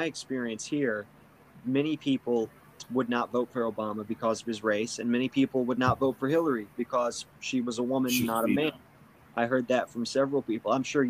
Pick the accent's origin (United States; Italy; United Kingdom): United States; North Carolina; I'm from North Carolina.